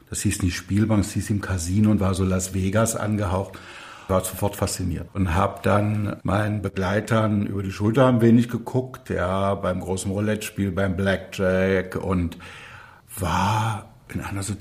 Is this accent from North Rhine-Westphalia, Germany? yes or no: no; Burg, Saxony-Anhalt, Germany; bin dann zurückgekommen in meine Heimatstadt Burg bei Magdeburg, mein Abi gemacht